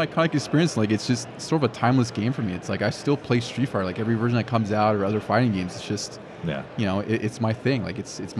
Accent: Monterey, California, United States; I grew up in Monterey. So it's a very quiet town, not a whole lot going on.

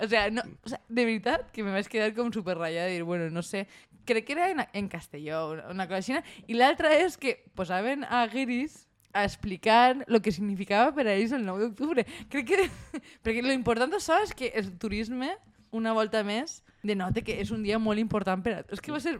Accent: Valencian Community, Spain; som els valencians. Som un poble unit i de festa

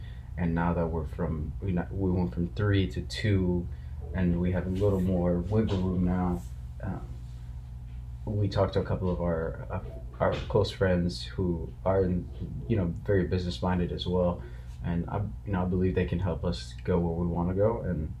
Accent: Ethiopia; I'm from Ethiopia.

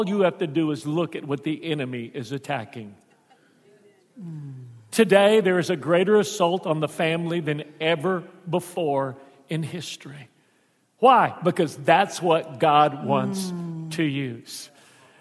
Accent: Houston, Texas, United States; moved away; also born or lived in South Louisiana; I was raised in the Mexican ghetto of Houston

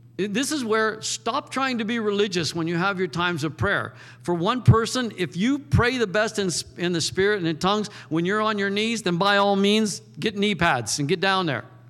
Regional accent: United States; I'm an American

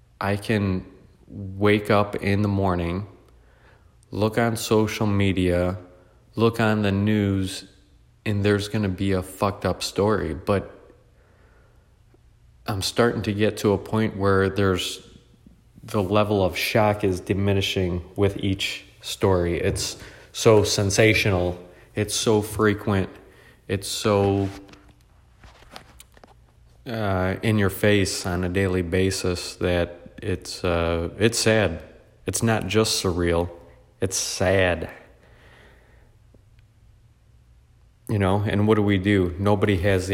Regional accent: United States; I was born in America. I just consider myself American.

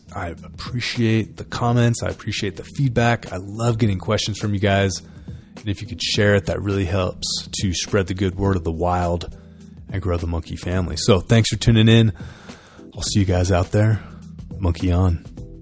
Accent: California, United States; moved away; I grew up in California

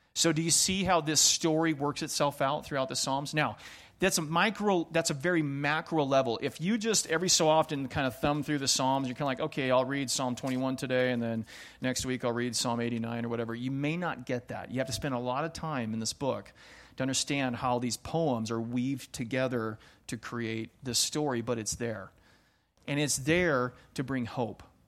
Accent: Pacific Northwest, United States; moved away; I grew up in the Pacific Northwest, um, the true Pacific Northwest. So, Seattle, Portland, over on that side of the mountains

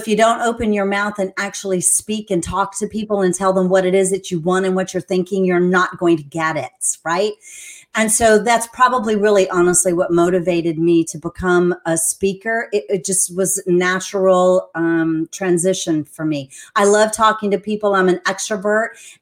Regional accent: San Antonio, Texas, United States; moved away as an adult; now in Central Florida, United States; I'm originally from San Antonio, Texas. I moved here to Florida because there was a beautiful surfer boy that invited me.

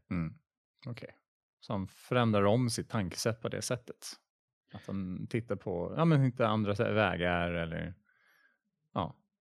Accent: Sweden; jag är svensk

